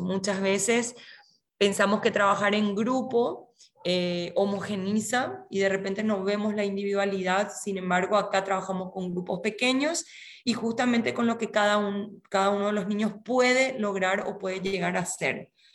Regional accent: Paraguay; also born or lived in Córdoba, Argentina / Misiones, Argentina; nací en Córdoba, Argentina. Vengo de, una familia de tradición musical, específicamente coral, de Argentina. Mi familia se trasladó a Paraguay por temas laborales cuando yo era muy chica, así que me crié en este país

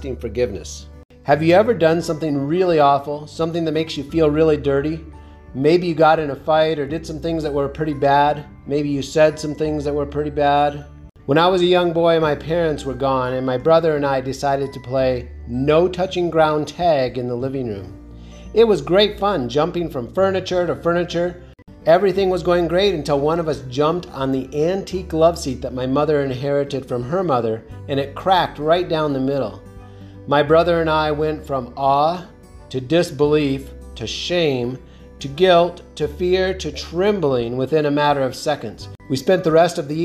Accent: Southwest, United States; I grew up in the Southwest, where people often made references to worshiping the white man's God

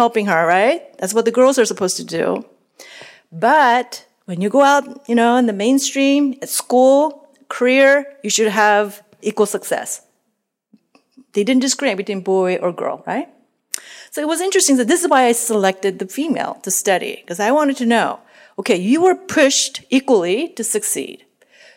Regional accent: South Korea; moved away; I grew up in Korea in a traditional home

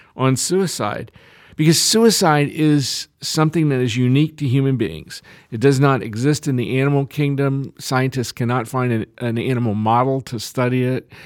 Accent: Lexington, United States; my hometown of, of Lexington

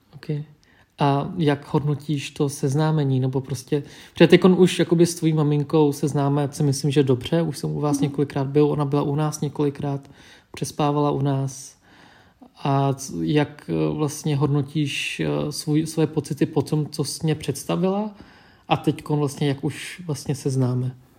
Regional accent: Czechia; Czech is a second language; also born or lived in Vietnam; já jsem původem z Větnamu, vyrůstal jsem v Čechách, identifikuju se jako český Větnamec

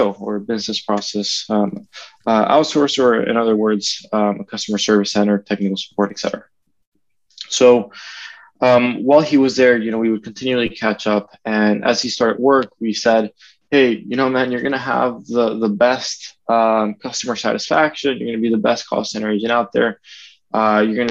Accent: Venezuela; moved away as an adult; now in United States; grew up in Venezuela

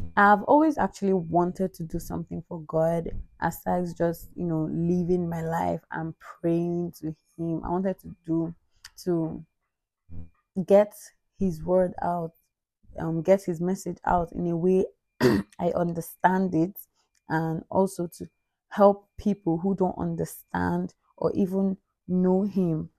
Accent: Anambra, Nigeria; I am from Nigeria. My state of origin is Anambra. I am an Igbo girl

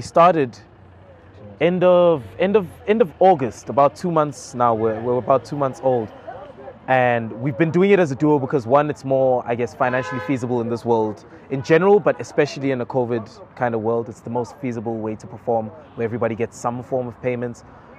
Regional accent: Johannesburg, Gauteng, South Africa; Joburg, born and raised, all over. I've lived in 13 different places in my life. My parents moved around quite a lot.

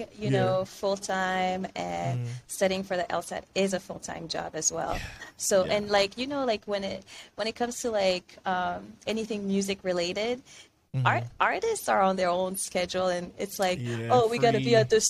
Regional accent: France; moved away as an adult; also born or lived in Benin; now in Miami, United States; I was born in France, so I'm also a French citizen

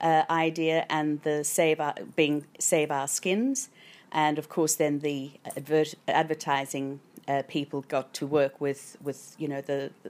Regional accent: South Africa; now in Australia; I came from South Africa.

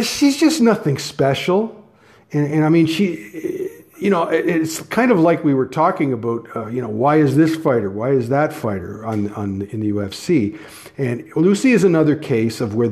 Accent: Canada; I'm Canadian

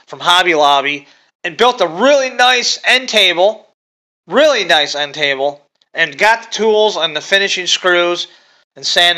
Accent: Michigan, United States; I'm from Michigan

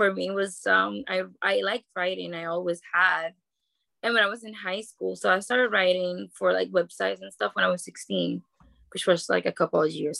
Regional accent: Dominican Republic; moved away; I grew up in the Dominican Republic

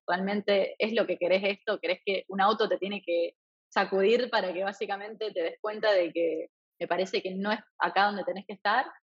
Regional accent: Eusebia, Santa Fe, Argentina; first language Spanish; moved away as an adult; also born or lived in Rafaela, Argentina / France / Thailand; now in New York, United States; soy originalmente de un lugar donde es completamente distinto al donde estoy ahora, que es Eusebia, un pueblito muy chiquito, 800 habitantes, en la provincia de Santa Fe, en Argentina

